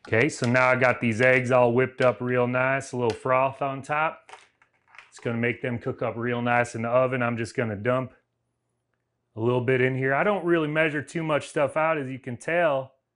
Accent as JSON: {"language": "English", "region": "Southern United States", "country": "United States", "accent": "Southern", "said": "my Southern accent"}